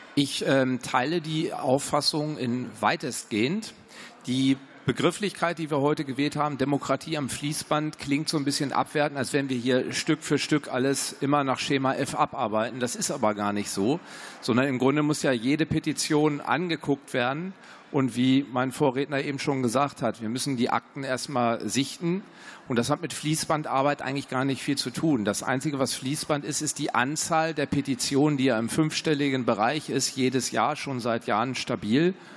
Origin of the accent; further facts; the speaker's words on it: Hanover Region, Lower Saxony, Germany; Ich komme aus Niedersachsen, aus der Region Hannover